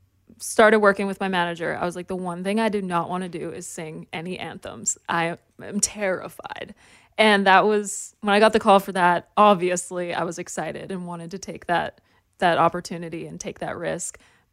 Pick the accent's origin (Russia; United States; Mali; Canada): Canada; The most famous person to me?